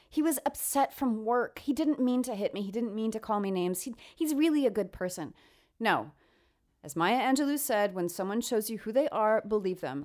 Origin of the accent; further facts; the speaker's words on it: New York, United States; I come from New York.